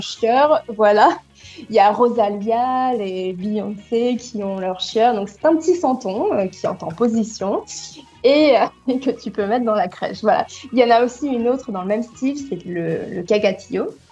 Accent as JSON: {"language": "French", "town": "Troyes", "region": "Grand Est", "country": "France", "moved": "yes", "lives_now": "Barcelona, Spain", "said": "je viens de Troyes, hein, c'est une petite ville euh, très mignonne"}